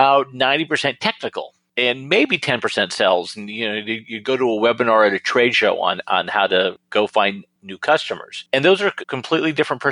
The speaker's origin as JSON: {"language": "English", "region": "north coast of California", "country": "United States", "tie": "born or raised there", "lives_now": "Sacramento, United States", "said": "I grew up right on the north coast of California, you know, gorgeous redwood country, the rugged Pacific."}